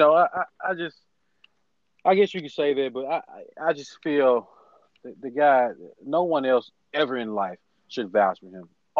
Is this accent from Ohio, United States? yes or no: yes; Columbus, Ohio, United States; We're from Columbus. Northeast Ohio. Okay. We're from Columbus to Canton.